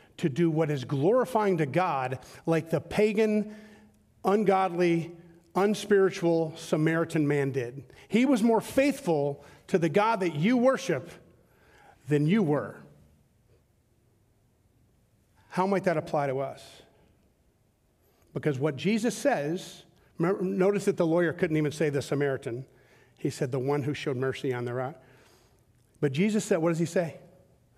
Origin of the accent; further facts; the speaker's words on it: Southern Georgia, United States; I grew up in Southern Georgia.